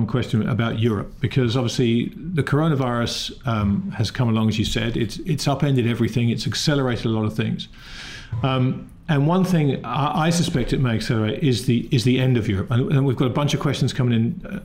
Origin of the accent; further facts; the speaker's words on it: England, United Kingdom; being English